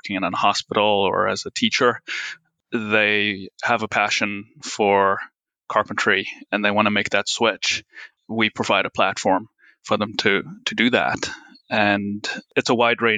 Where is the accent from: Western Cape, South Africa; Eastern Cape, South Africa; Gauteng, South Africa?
Western Cape, South Africa; Plettenberg Bay; moved away; I'm from South Africa. Grew up on a small farm outside Plettenberg Bay.